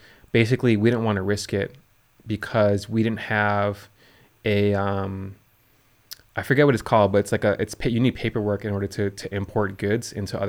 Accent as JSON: {"language": "English", "town": "Chicago", "region": "Illinois", "country": "United States", "tie": "born there", "said": "I was born in Chicago."}